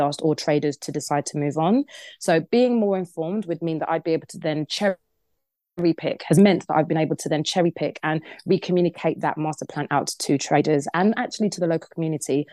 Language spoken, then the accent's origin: English; Crawley, South East England, United Kingdom; I grew up in Crawley.